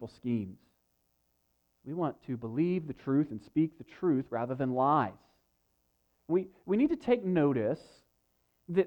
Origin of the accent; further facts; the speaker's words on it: United States; as Americans